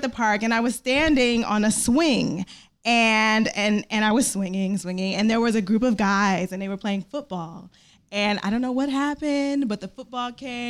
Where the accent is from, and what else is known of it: Detroit, Michigan, United States; born or raised there